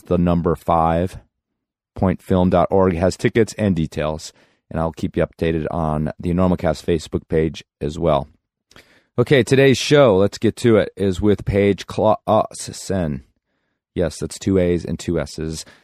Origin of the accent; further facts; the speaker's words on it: Carbondale, Colorado, United States; my hometown of Carbondale, Colorado